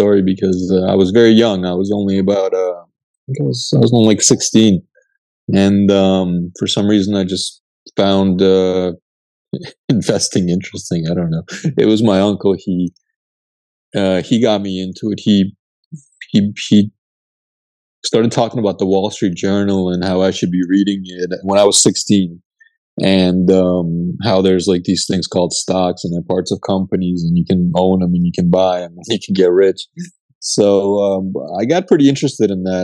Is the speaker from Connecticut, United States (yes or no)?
yes; Connecticut, United States; also born or lived in Odessa, Ukraine; my family immigrated to the United States when I was very young, when it was still the Soviet Union. So I actually spent most of my time living in Connecticut, of all places